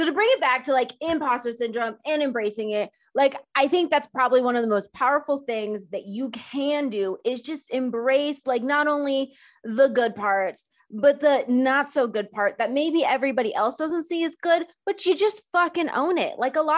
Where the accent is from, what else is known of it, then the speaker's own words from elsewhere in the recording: India; I'm an Indian. Same, first gen.